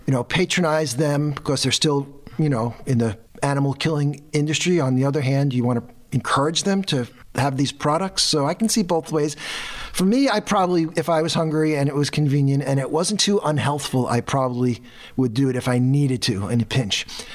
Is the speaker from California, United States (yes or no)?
no; Brooklyn, New York, United States; born or raised there